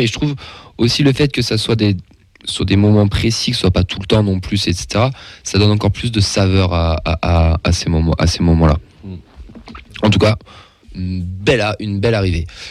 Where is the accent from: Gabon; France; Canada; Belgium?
France; Auvergne-Rhône-Alpes; en tant qu'Auvergnat